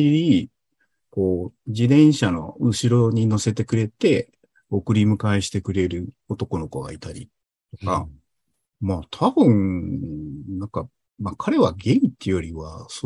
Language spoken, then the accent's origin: Japanese; Yamato, Kanagawa, Japan; 大和市っていうところで生まれ育ちました。